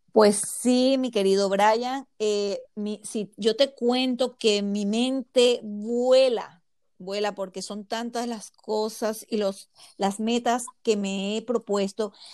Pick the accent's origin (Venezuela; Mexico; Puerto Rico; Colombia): Venezuela; Zulia; moved away as an adult; now in Dallas, United States; llegué de Venezuela, eh, viví en el estado Zulia